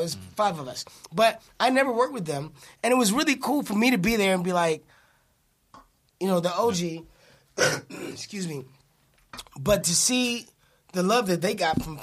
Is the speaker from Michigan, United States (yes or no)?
yes; Detroit, Michigan, United States; moved away; I grew up in the inner city. Inner city, Detroit.